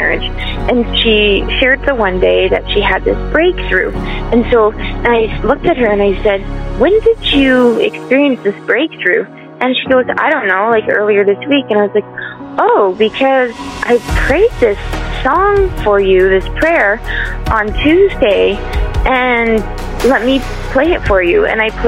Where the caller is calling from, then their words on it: Ontario, Canada; I'm calling from Ontario, Canada.